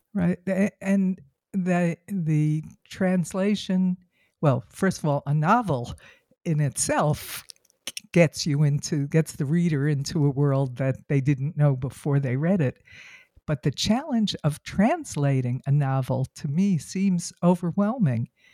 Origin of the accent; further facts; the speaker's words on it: United States; as an American